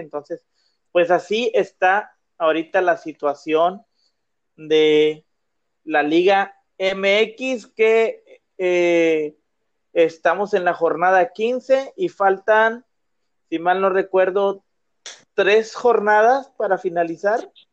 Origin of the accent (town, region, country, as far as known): Monterrey, Nuevo León, Mexico